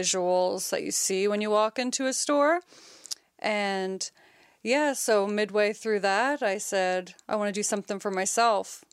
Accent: Nova Scotia, Canada; also born or lived in Halifax; I was born and raised in Nova Scotia. Been living in Halifax for about ten, eleven years

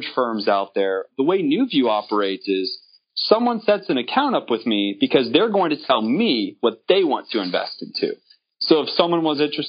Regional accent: Apopka, Florida, United States; I'm from Central Florida, born and raised in Apopka

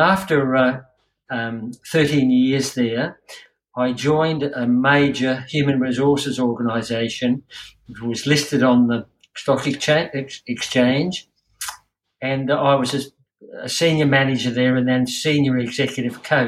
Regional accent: Queensland, Australia; I'm a Queenslander.

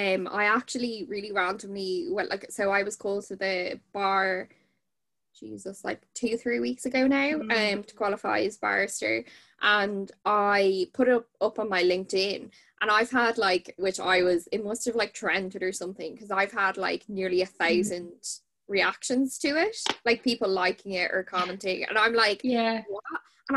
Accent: Dublin, Leinster, Ireland; also born or lived in Kilkenny; I'm from Dublin originally, but then moved to Kilkenny.

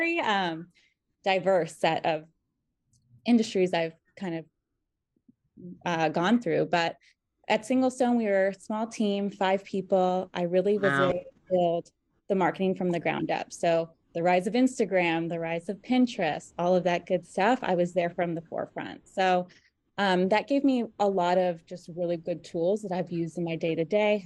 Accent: California, United States; moved away as an adult; also born or lived in Boulder, Colorado; I grew up in California, went to school in Colorado

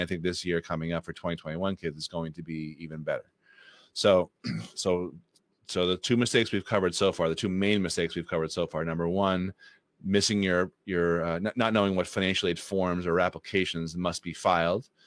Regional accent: Boston, Massachusetts, United States; who I grew up with in the Boston area

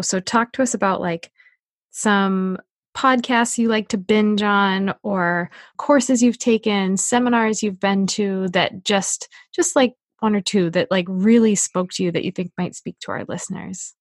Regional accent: New Hampshire, United States; I'm from New Hampshire.

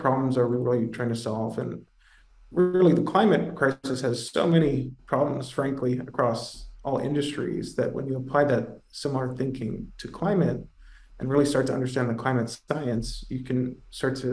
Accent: Toronto, Ontario, Canada; moved away as an adult; also born or lived in New York City; I'm originally Canadian, from Toronto, grew up there

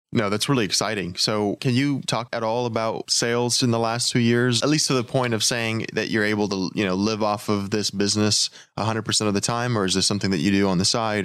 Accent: Texas, United States; I'm from Texas

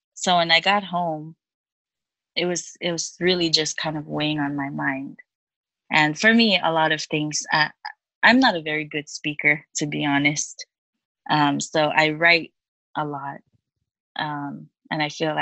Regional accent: Chuuk, Micronesia; moved away as an adult; also born or lived in Guam; now in United States; I was born and raised in Chuuk, and I went to Guam in 2012.

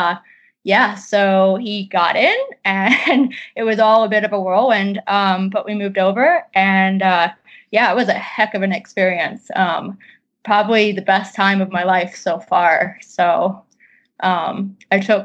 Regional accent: Midwest, United States; moved away; also born or lived in Colorado / England; I'm originally from the Midwest and then was out west in Colorado for a while, and then I've been in England for the last almost 4 years.

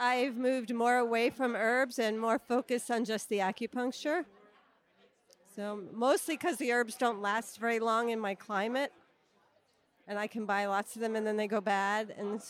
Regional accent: Hawaii, United States; I'm from the Big Island.

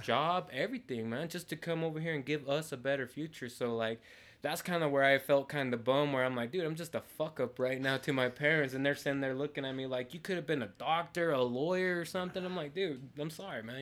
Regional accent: Montrose, Colorado, United States; also born or lived in Mexico; I grew up my whole life here in Montrose

